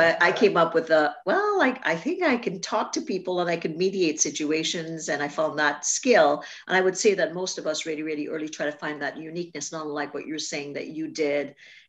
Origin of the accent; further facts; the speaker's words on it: Canada; I'm Canadian.